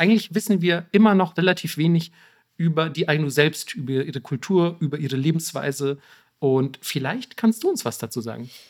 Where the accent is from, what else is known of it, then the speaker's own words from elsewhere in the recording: Bavaria, Germany; ich bin aus Bayern